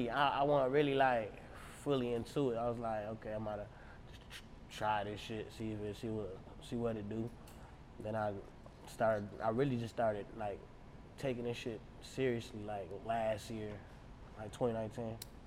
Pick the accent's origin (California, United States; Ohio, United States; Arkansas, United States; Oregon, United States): Oregon, United States; Portland; I'm from Rosemary in Portland, you see what I'm saying?